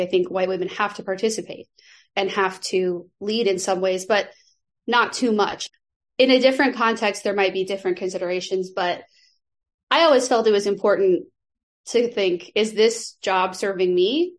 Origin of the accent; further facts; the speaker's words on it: Nebraska, United States; moved away as an adult; also born or lived in Chicago; I am from Nebraska, and I lived in Chicago for many years when I was growing up here in Nebraska